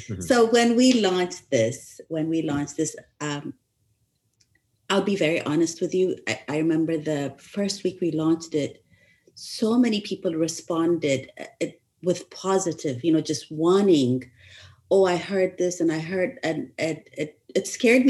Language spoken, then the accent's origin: English; Ethiopia; moved away; I grew up in Ethiopia, I was born in Ethiopia, but my education abroad